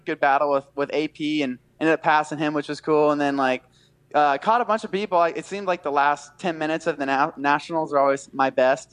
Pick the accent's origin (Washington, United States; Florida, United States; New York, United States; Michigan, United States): Florida, United States; near Daytona International Speedway; It's my hometown. Like I grew up 20 minutes from yeah. the Speedway